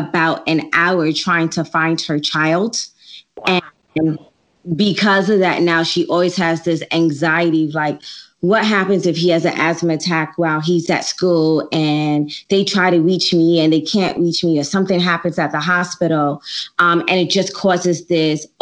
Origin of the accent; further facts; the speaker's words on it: Jamaica; I'm Jamaican